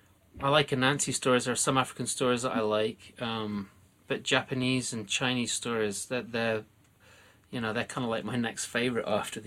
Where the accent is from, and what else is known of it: United Kingdom; born or raised there; now in United States